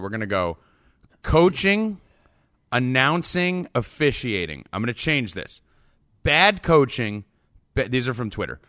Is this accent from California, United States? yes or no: no; New Jersey, United States; I'm Italian from Jersey